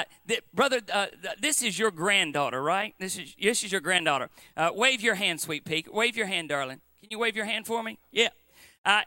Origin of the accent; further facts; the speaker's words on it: Appalachia, United States